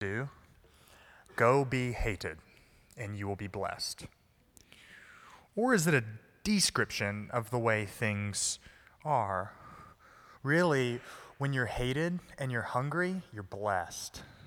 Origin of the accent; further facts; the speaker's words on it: the South, United States; I'm from the South